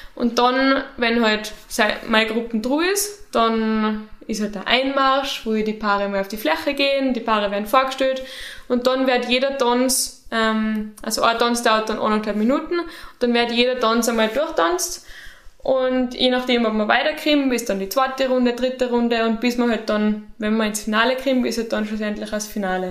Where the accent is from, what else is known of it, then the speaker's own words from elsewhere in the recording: St. Jakob in Haus, Tyrol, Austria; moved away as an adult; now in Innsbruck, Austria; meiner Heimat